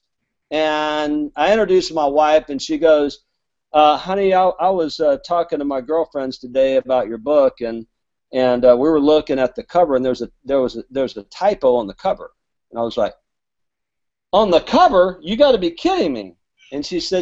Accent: Alabama, United States; I'm from Alabama, so my grammar is not good

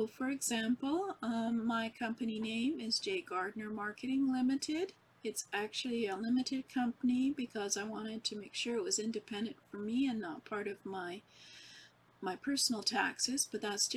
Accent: Canada; I'm from Canada

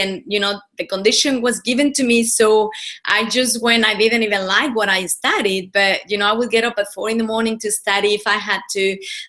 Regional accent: Mexico; now in Australia; Well, I'm originally from Mexico. I was born and bred over there. I've been in Australia for about 15 years, so the accent is all a little bit mixed now

